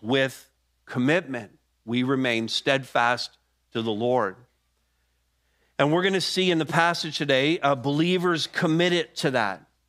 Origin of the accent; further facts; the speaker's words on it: Montreal, Quebec, Canada; moved away; my hometown of Montreal